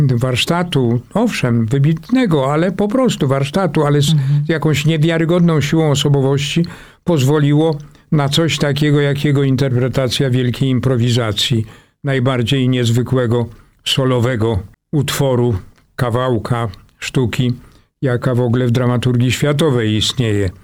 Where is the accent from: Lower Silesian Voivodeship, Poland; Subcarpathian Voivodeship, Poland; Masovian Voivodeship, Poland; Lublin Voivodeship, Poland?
Masovian Voivodeship, Poland; Warsaw; Praga odgrywa ogromną rolę w moim życiu. To jest mój heimat, tak bym to nazwał. To jest. Y ta moja mała ojczyzna, w ogóle czuję się bardzo warszawiakiem